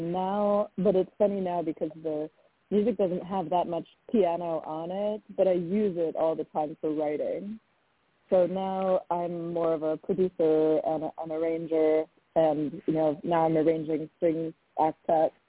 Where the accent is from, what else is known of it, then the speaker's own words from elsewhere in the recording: outside of Minneapolis, Minnesota, United States; moved away as an adult; also born or lived in Italy; now in Los Angeles, United States; I grew up in Minnesota, so you're not too far from my hometown.